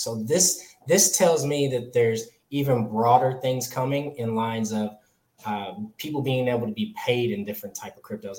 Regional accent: California, United States; now in the South, United States; I'm from California. I was born in California, lived there

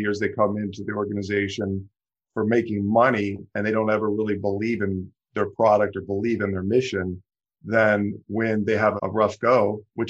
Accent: Ohio, United States; moved away as an adult; now in Michigan, United States; I'm born and raised in Ohio. Moved to Michigan about 20 years ago

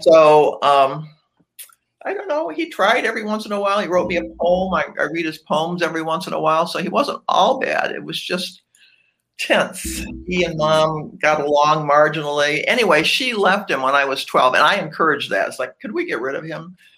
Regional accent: Cleveland, Ohio, United States; moved away as an adult; now in Atlanta, United States; I was you born and raised in Cleveland, Ohio.

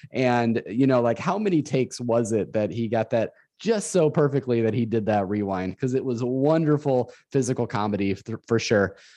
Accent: Northern Illinois, United States; moved away as an adult; now in Central Illinois, United States; I was from Northern Illinois uh, most of my life. I was born and raised there

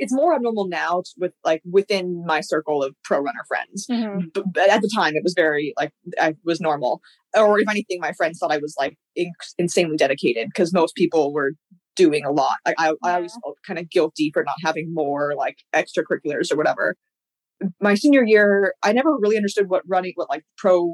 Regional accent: California, United States; I grew up in California, went through like California track

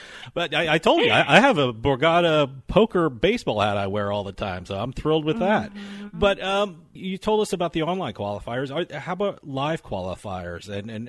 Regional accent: Princeton, New Jersey, United States; I'm from Princeton area, which it's a little bit of a drive to Atlantic City

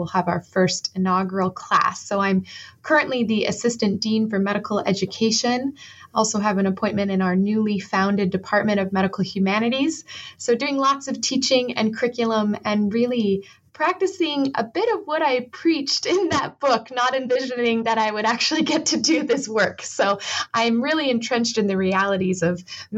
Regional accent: Arizona, United States; moved away as an adult; also born or lived in Galveston, Texas; I am originally from Arizona

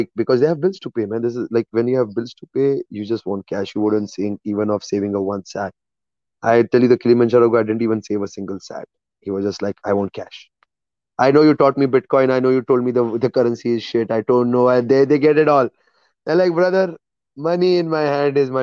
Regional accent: India; moved away; I'm an Indian

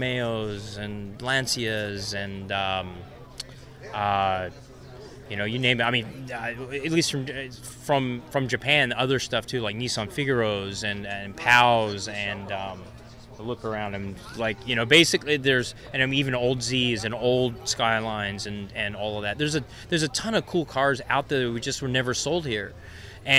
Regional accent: New Zealand; moved away; I'm actually a New Zealander

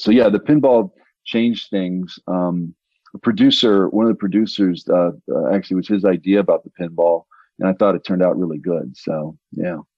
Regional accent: Denver, Colorado, United States; when I was growing up in the 80s, I, I'm from Denver, Colorado

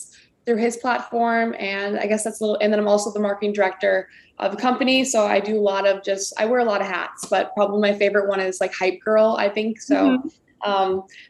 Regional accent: Wisconsin, United States; moved away; also born or lived in Texas; I'm from Wisconsin originally

